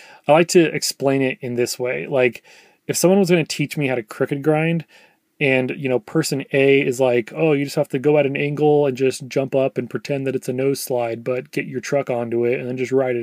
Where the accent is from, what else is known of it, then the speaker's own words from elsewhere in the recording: Oregon, United States; moved away as an adult; now in Texas, United States; I'm from Oregon originally, and that's where I met my wife